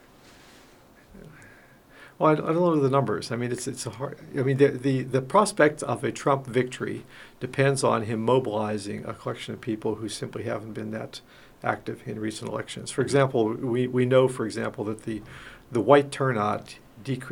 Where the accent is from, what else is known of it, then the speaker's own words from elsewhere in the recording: Western Pennsylvania, United States; moved away; I come from Western Pennsylvania.